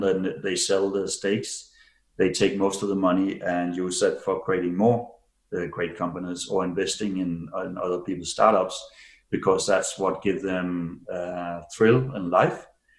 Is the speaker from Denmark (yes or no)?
yes; Denmark; now in Switzerland; And I can see now, so I've lived in Switzerland for 28 years. I came from Denmark.